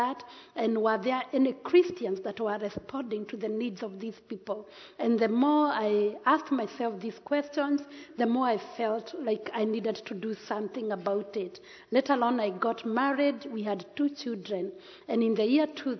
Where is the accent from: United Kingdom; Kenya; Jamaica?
Kenya; Central Kenya; brought up in central Kenya, 3 hours drive from the city of Nairobi